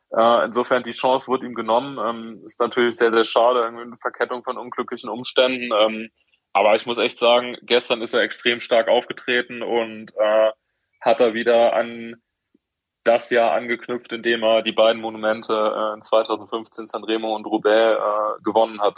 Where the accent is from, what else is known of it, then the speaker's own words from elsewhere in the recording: Heidelberg, Baden-Württemberg, Germany; als Heidelberger